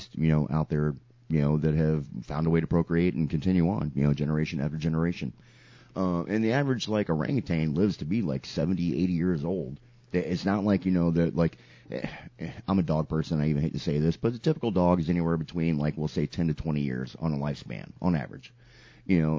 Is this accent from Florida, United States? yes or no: yes; Sarasota, Florida, United States; Sarasota, prime example, my hometown is known for being a circus town